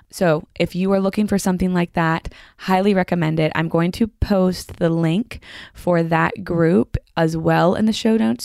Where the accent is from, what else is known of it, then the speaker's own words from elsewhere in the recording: Franklin, Tennessee, United States; I grew up in Franklin